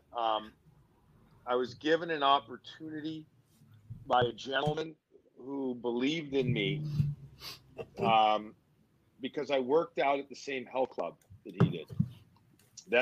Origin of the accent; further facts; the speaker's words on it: Chicago, Illinois, United States; moved away as an adult; also born or lived in New York; now in Boston, United States; I grew up in Chicago, I had family from Boston